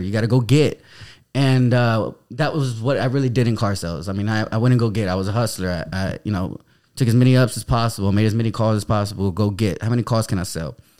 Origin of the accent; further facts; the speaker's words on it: San Antonio, Texas, United States; I grew up in the Denver Heights downtown area of San Antonio